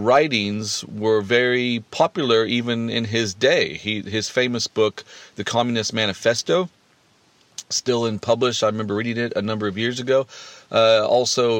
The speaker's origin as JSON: {"language": "English", "country": "United States", "tie": "born or raised there", "said": "growing up in America in the 80s"}